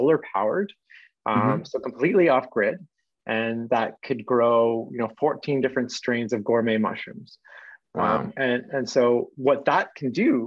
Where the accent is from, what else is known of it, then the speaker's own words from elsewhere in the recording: Canada; I'm Canadian